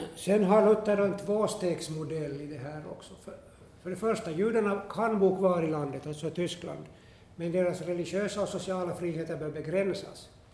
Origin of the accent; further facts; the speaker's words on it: Esse, Ostrobothnia, Finland; jag är från, hemma från Esse